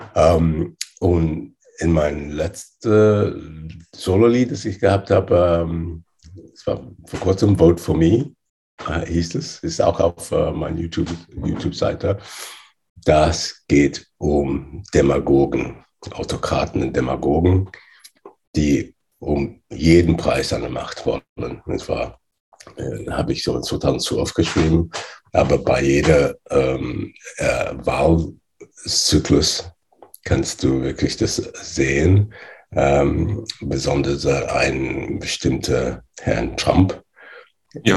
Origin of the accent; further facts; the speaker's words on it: England, United Kingdom; German is a second language; also born or lived in Nigeria / Loughborough, England; ich bin in Nigeria geboren. Äh, und mit acht Jahren bin ich nach England äh, ausgewandert, entsendet